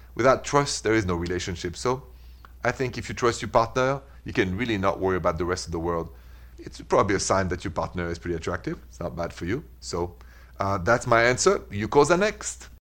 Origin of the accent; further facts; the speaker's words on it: Midwest, United States; I'm from the Midwest.